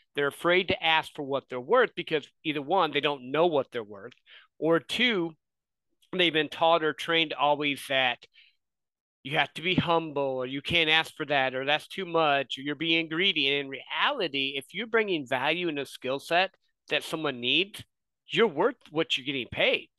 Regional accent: Midwest, United States; I grew up in the Midwest

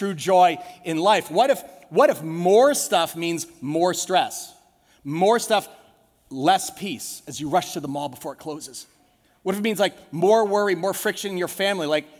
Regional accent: United States; As Americans

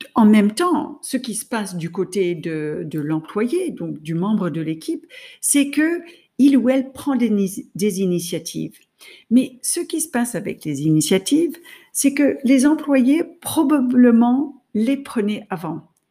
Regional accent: United States; now in France; je suis américaine, j'étais en France, ma famille était aux États-Unis

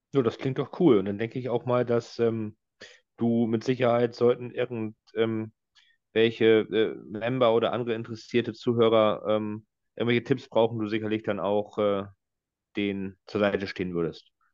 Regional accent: Northern Germany, Germany; als Norddeutscher und einer, des, der des Plattdeutschen Mächtiges

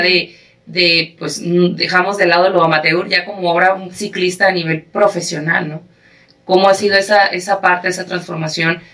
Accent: Mexico; soy mexicana

